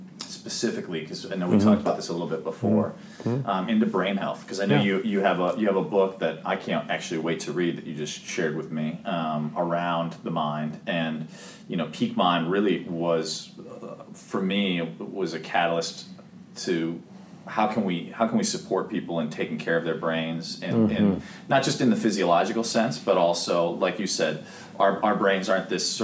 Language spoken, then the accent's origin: English; Midwest, United States; moved away; I grew up in the Midwest, so Heartland